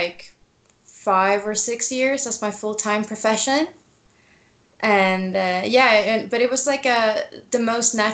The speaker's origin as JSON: {"language": "English", "town": "Stockholm", "region": "Stockholm County", "country": "Sweden", "moved": "yes", "lives_now": "New Mexico, United States", "said": "I live in New Mexico right now, but I'm originally from Sweden."}